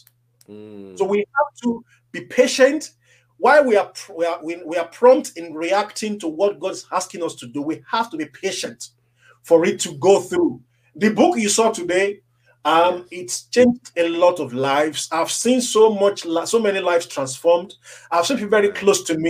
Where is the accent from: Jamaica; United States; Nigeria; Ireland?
Nigeria; When I was growing up in Africa as a young boy